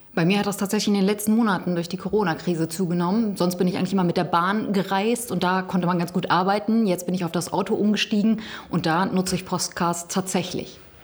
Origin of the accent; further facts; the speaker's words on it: Gütersloh district, North Rhine-Westphalia, Germany; ich komme ja aus dem Kreis Gütersloh, ein großer Flächenkreis